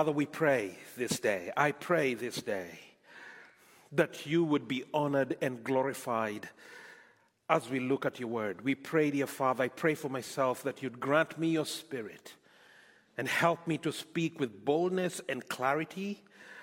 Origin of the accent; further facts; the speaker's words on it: Nairobi, Kenya; moved away as an adult; also born or lived in Scotland; now in Canada; I am from Kenya, born, brought up in Kenya, lived there for many years, pastored a church in Scotland for a bit, and then came on to Canada